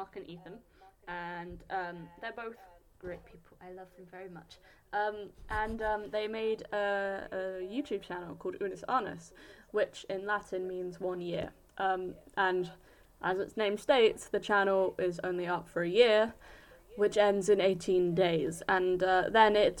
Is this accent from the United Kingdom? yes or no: yes; United Kingdom; I'm British